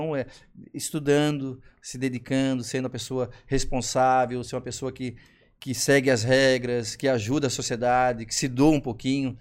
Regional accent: Florianópolis, Santa Catarina, Brazil; sou um manezinho aqui, morei muito tempo nos Estreitos

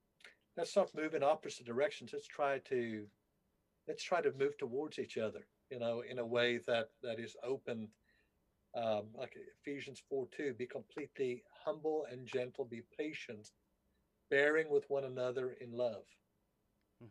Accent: South Africa; moved away; I grew up in South Africa.

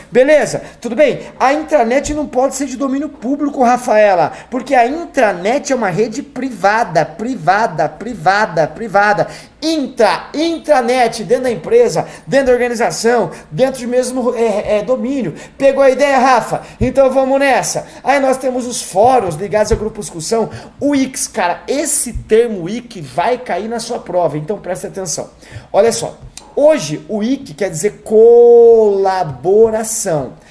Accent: Campo Grande, Mato Grosso do Sul, Brazil; moved away; eu morava em Campo Grande, Mato Grosso do Sul, que é minha terra natal

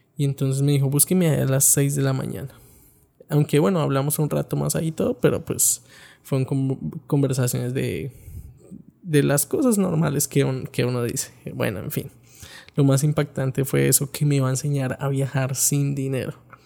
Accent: Bogotá, Colombia; Yo soy de la ciudad de Bogotá

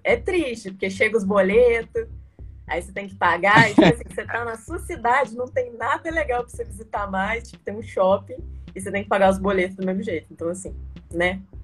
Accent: Juiz de Fora, Minas Gerais, Brazil; also born or lived in Santos Dumont, Minas Gerais; eu sou de Santos Dumont, mas eu vim morar muito novinha em Juiz Fora, porque para estudar no colégio militar, né? Então já tem uns 12 anos que eu tô em Juiz Fora

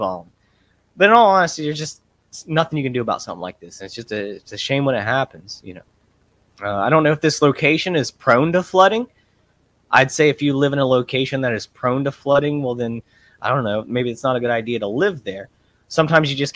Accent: Ohio, United States; I grew up on the Ohio River

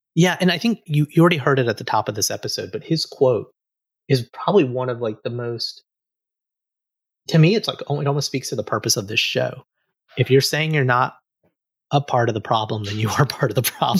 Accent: Alabama, United States; I grew up in Alabama

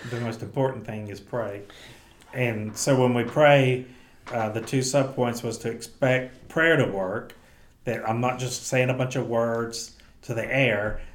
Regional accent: the South, United States; we're from the South

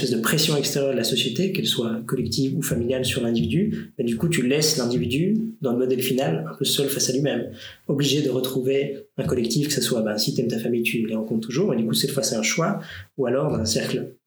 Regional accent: Romandy, Switzerland; born there; Et mon père vient de Fribourg, et nous, on est tous nés en Suisse romande, mhm. etc. Mais donc, ils sont venus à Neuchâtel en partie pour ça.

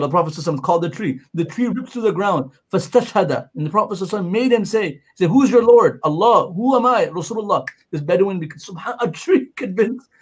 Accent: Pakistan; moved away; I'm brown and I'm from Pakistan

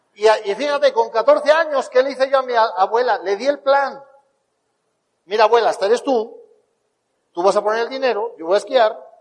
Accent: Spain; born or raised there

